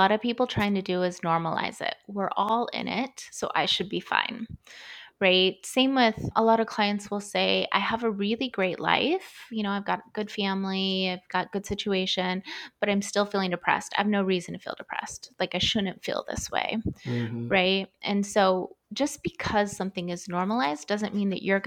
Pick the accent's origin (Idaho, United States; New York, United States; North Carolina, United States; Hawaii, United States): Idaho, United States; also born or lived in Southern California; We moved from Southern California to the middle of nowhere, Idaho, and grew up on, you know, we farmed our own food.